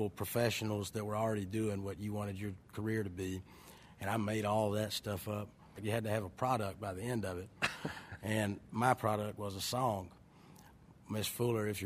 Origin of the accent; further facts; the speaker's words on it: Richland, Georgia, United States; also born or lived in Ellaville, Georgia; I grew up in Ellaville, and I was raised in Richland, and that's all 10 minutes from Plains, Georgia